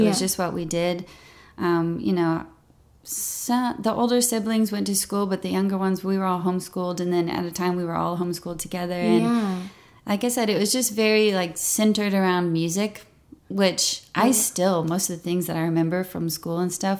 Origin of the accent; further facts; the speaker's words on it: Memphis, Tennessee, United States; now in Nashville, United States; Growing up in Memphis was wonderful. I mean, I'm very thankful for it. Like I said, big family.